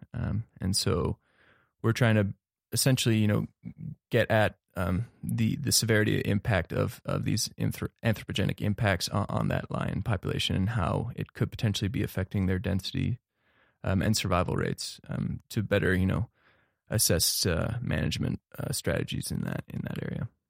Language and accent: English; Cincinnati, Ohio, United States; moved away as an adult; also born or lived in Netherlands / Missoula, Montana; now in Bozeman, United States; I was born in the Netherlands, actually, um, and moved to the U S in the year two thousand with my family and, uh, settled in Cincinnati, Ohio, where I pursued to graduate from high school